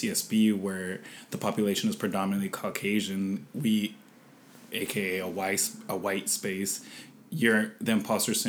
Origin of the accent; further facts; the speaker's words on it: San Diego, California, United States; moved away as an adult; also born or lived in El Centro, California / Sinaloa, Mexico; now in Santa Barbara, United States; I've lived in San Diego up until I was 22 years old